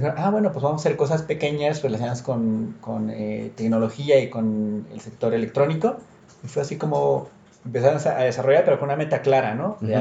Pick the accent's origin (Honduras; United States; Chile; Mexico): Mexico; como mexicano, como latino